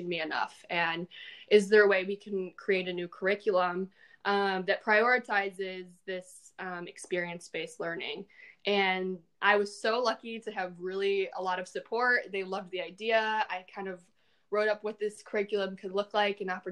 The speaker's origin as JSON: {"language": "English", "town": "Detroit", "region": "Michigan", "country": "United States", "tie": "born or raised there", "said": "I grew up in Detroit"}